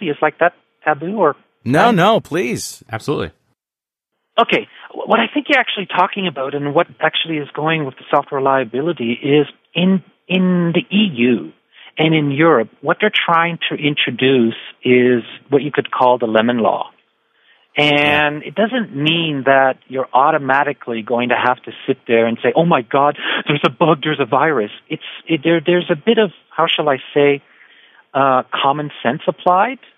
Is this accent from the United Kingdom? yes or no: no; Canada; also born or lived in United States; I, I'm actually really German Canadian, right? Uh, but okay. I grew up in the States and Canada